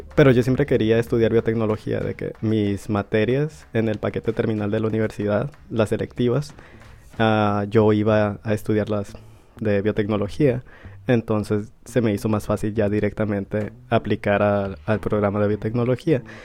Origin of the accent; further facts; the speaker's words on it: Mexico; moved away as an adult; now in South Korea; soy de México